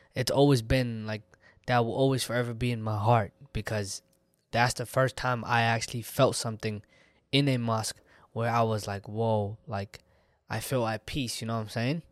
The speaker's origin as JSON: {"language": "English", "region": "Texas", "country": "United States", "said": "I'm from Texas regardless. It's home for me. It's always been home for me"}